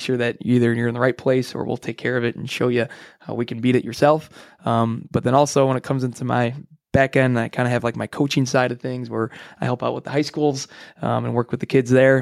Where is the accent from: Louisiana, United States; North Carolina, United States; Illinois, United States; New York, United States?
Illinois, United States; Frankfort; I grew up in Frankfort, Illinois, so right here in the hometown.